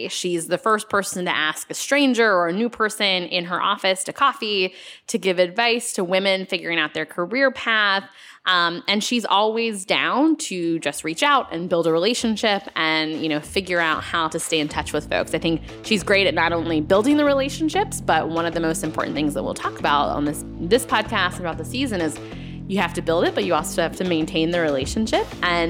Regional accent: North Carolina, United States; And I was like, well, I'm from North Carolina.

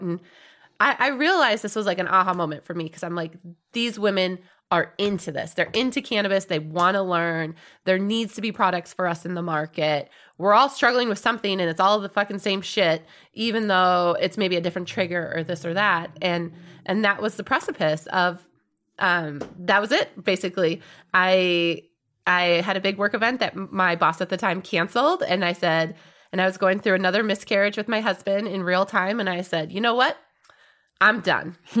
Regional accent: Wisconsin, United States; when I grew up in Wisconsin

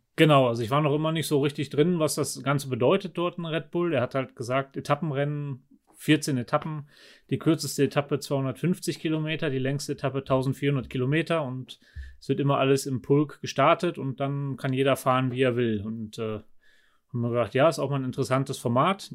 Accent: Germany; now in Nauders, Austria; als Do Deutscher

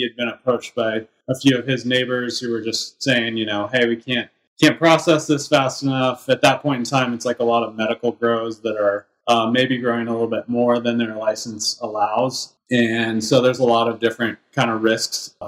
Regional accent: Grass Valley, California, United States; I grew up in Grass Valley, California

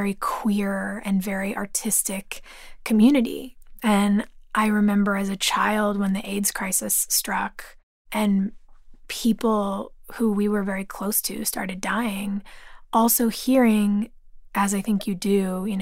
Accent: Los Angeles, California, United States; growing up in California. Growing up in Los Angeles

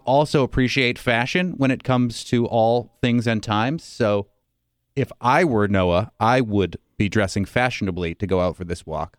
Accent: Norton, Massachusetts, United States; now in Western Massachusetts, United States; in the suburbs of Boston, Norton, Massachusetts

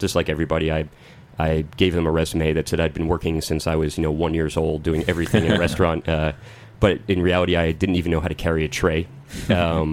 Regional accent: New Jersey, United States; moved away as an adult; also born or lived in New York City; now in New York, United States; Buffalo Wild Wing, which I grew up near in New Jersey

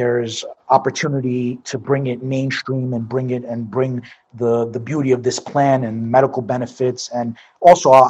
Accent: New York City, New York, United States; moved away; I'm from Brooklyn. So born and raised in Brooklyn, New York. Grew up basically around the Coney Island area.

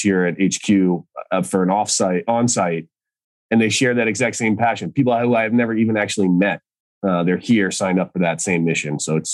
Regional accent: Boston, Massachusetts, United States; moved away as an adult; now in Santa Cruz, United States; I grew up in Boston, so East Coast roots. Now live in Santa Cruz

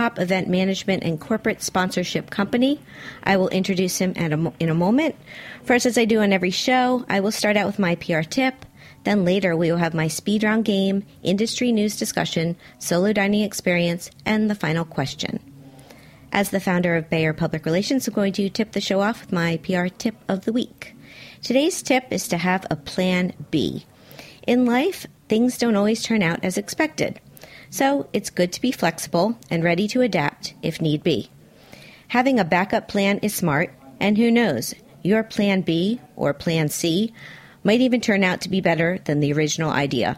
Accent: Miami, Florida, United States; I grew up in Miami

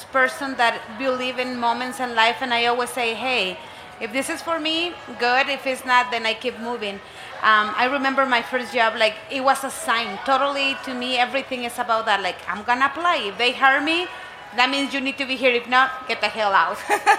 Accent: Chihuahua, Mexico; English is a second language; now in Denver, United States; I grew up in Chihuahua. Mexico is just the border with El Paso. I grew up in a farm.

